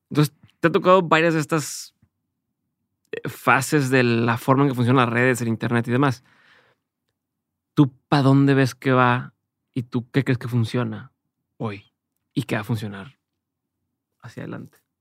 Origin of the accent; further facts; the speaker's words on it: Mexico; La mayoría es, soy mexicano, y entonces lo hago en español y trabajo con marcas en español o mexicanas.